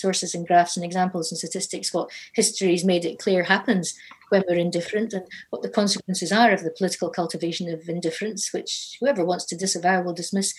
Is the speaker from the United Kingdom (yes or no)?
yes; Inverness, Scotland, United Kingdom; growing up in Inverness